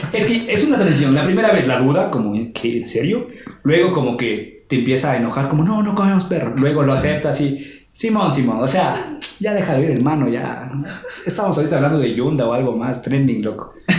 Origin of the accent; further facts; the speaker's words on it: Loja, Ecuador; yo vengo de Loja, una ciudad